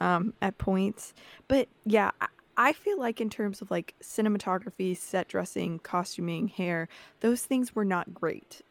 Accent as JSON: {"language": "English", "region": "the South", "country": "United States", "tie": "born or raised there", "said": "I grew up in the South"}